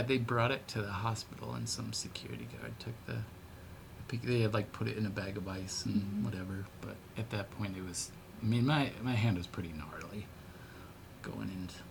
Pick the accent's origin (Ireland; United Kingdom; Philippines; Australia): Ireland; Which is a very odd thing, Irish tuning, which I'm